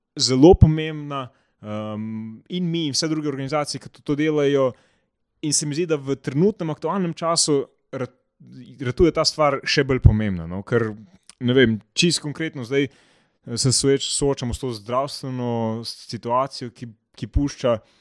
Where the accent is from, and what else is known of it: Slovenia